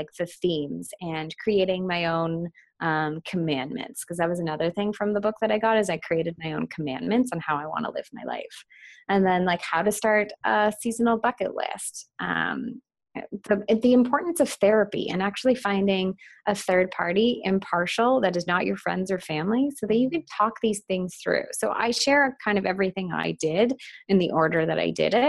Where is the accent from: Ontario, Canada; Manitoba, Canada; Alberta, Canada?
Ontario, Canada; Ottawa; moved away as an adult; also born or lived in Toronto; I just moved from Toronto to Ottawa in 2016 to move in with my boyfriend and come back to my hometown.